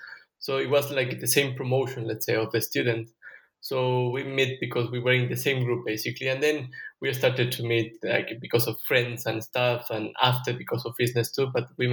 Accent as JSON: {"language": "English", "country": "Ecuador", "also_born_or_lived": "Budapest, Hungary", "moved": "as an adult", "lives_now": "Norway", "said": "I'm from Ecuador too. I moved to Norway 2 months ago. I was living in Hungary for 3 years since 2018."}